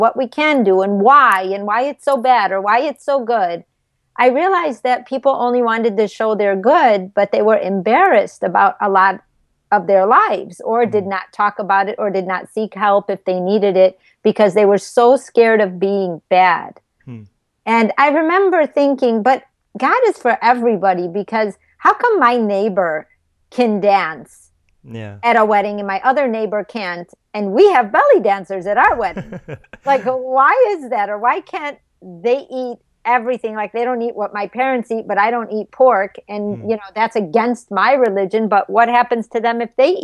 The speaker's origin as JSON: {"language": "English", "area": "suburb of Chicago", "region": "Illinois", "country": "United States", "tie": "born or raised there", "also_born_or_lived": "California", "moved": "as an adult"}